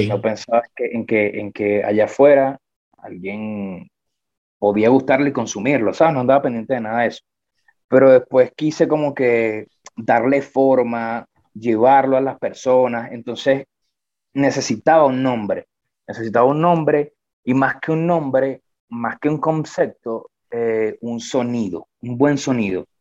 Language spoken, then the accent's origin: Spanish; San Felipe, Yaracuy, Venezuela; now in Medellín, Colombia; yo soy de San Felipe, estado Yaracuy